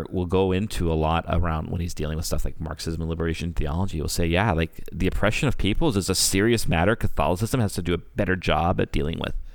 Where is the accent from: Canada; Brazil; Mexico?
Canada; I'm Canadian.